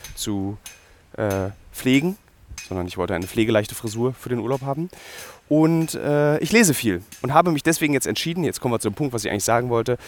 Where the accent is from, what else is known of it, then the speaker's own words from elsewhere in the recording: Berlin, Germany; ich in einem Berlin, das zweigeteilt existiert und meine Identität scharfkantig geprägt hat